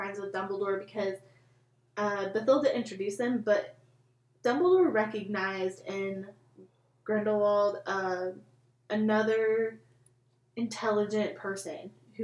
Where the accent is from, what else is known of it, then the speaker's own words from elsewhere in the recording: United States; I'm stupidly American.